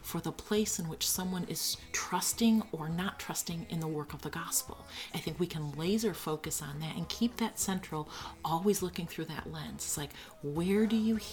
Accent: Midwest, United States; moved away as an adult; now in Hanover, New Hampshire, United States; We're not originally from New England, both from the Midwest

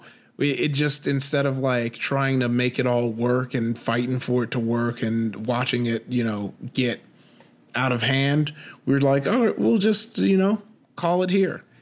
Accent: Compton, California, United States; I grew up in Compton, uh, you know, uh, 90s kid

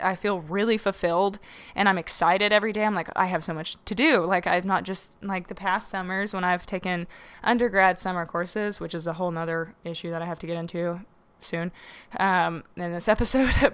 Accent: the South, United States; growing up in the South

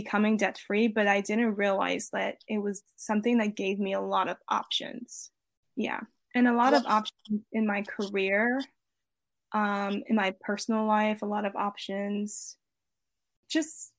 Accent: Maryland, United States; moved away as an adult; also born or lived in Virginia / Los Angeles; I'm originally from Maryland.

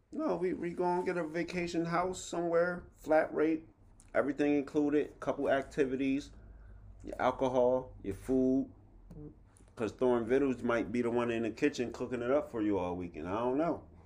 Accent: Harrisburg, United States; I came from Harrisburg High

